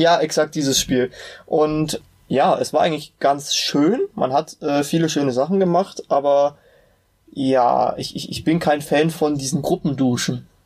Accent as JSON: {"language": "German", "town": "Meiningen", "region": "Thuringia", "country": "Germany", "said": "Ich komme aus der wunderbaren Stadt Meiningen, die wahrscheinlich kaum ein Mensch kennen wird"}